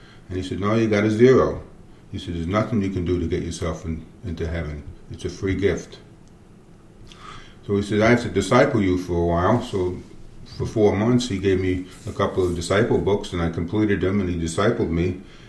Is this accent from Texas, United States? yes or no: no; New York City, New York, United States; also born or lived in Roscoe, New York; now in Pennsylvania, United States; I grew up in the Bronx in New York City